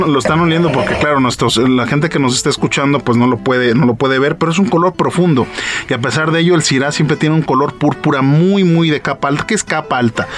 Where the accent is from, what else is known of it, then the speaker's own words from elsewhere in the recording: Mexico; yo soy mexicano, soy export manager eh, de esta bodega y, soy mexicano